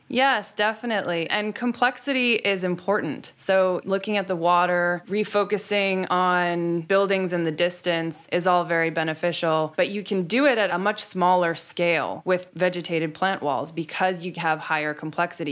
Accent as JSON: {"language": "English", "town": "New York City", "region": "New York", "country": "United States", "tie": "born or raised there", "said": "I grew up on City Island."}